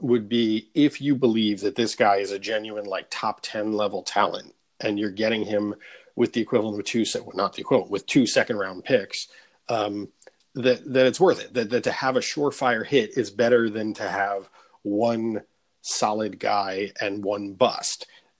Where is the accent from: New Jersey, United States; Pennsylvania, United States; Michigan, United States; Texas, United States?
Michigan, United States; even though I grew up in Michigan, I was always secretly a Seattle fan